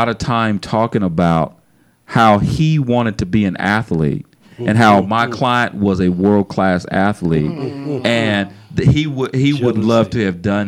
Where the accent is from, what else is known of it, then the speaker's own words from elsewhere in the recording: Tennessee, United States; moved away; I'm from Tennessee originally